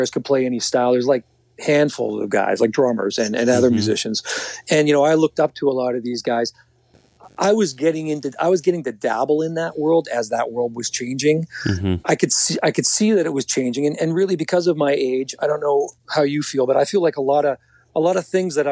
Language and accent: English; the Maritimes, Canada; moved away as an adult; now in Toronto, Canada; I was from the Maritimes.